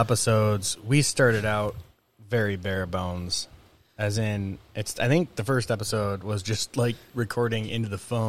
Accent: Detroit, Michigan, United States; we're from Michigan, just outside of Detroit, and I like to four wheel Jeeps and stuff

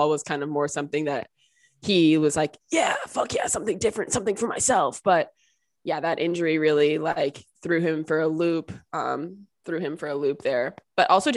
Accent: East Coast, United States; now in California, United States

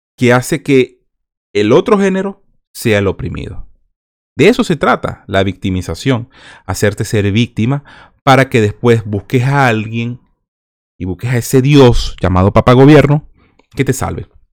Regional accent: Venezuela; Nosotros los venezolanos

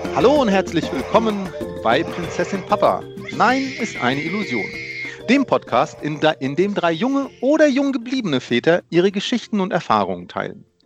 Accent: Germany; also born or lived in Poland; ich bin geboren in Polen und ähm, danach, äh, nach meinem ersten Geburtstag, sind meine Eltern nach Deutschland gekommen

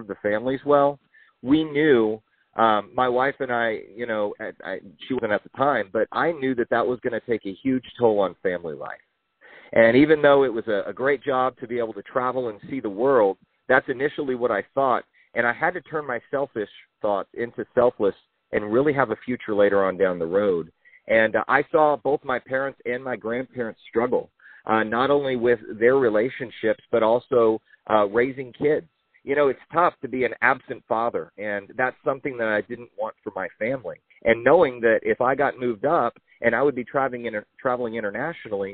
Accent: Houston, Texas, United States; also born or lived in Chicago, Illinois / Illinois; We got a chance to move to Houston, Texas, and my mom and my sister and I grew up in an area where, you know, we didn't have everything we wanted, but we had everything that we needed

